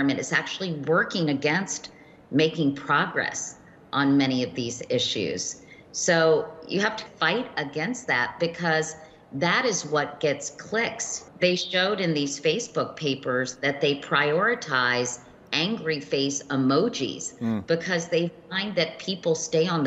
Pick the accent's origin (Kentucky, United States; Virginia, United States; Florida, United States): Virginia, United States; I grew up in Virginia.